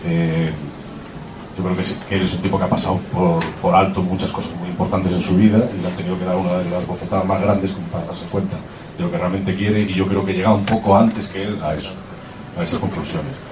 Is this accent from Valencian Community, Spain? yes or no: no; Galicia, Spain; somos los dos gallegos